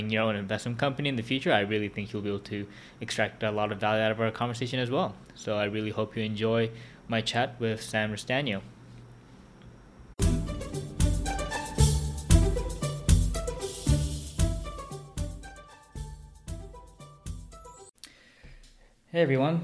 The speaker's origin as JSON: {"language": "English", "town": "Vancouver", "region": "British Columbia", "country": "Canada", "tie": "born or raised there", "said": "I grew up in Vancouver"}